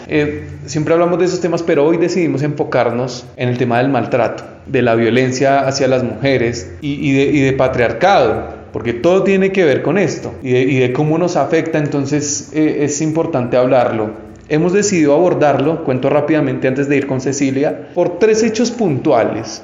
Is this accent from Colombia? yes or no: yes; Colombia; yo soy colombiano